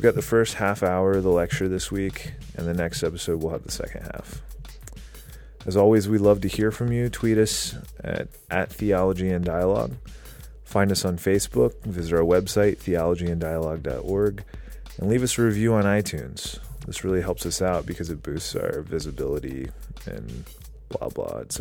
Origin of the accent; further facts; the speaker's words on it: South Carolina, United States; I'm from South Carolina